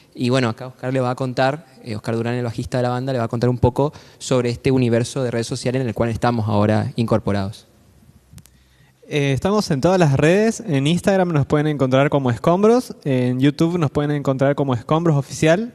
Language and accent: Spanish; Corrientes, Argentina; Somos de Argentina, Corrientes Capital